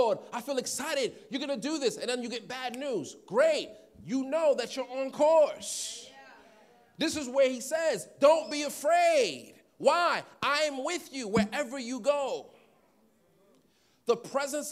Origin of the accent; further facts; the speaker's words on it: New York City, New York, United States; I'm from Queens, so I would go on Jamaica Avenue